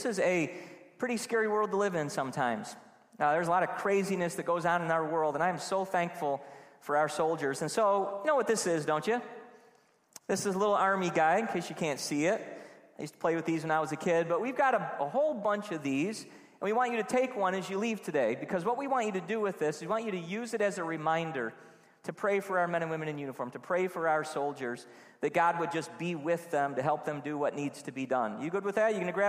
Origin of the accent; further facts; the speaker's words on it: Trenton, New Jersey, United States; I was on Grange Road in Trenton, just going to all these houses and trick-or-treating. I grew up in Trenton.